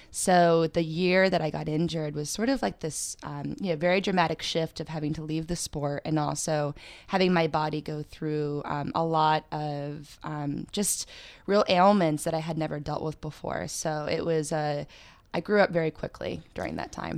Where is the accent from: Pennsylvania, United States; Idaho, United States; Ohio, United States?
Pennsylvania, United States; now in New York City, United States; I'm originally from Pennsylvania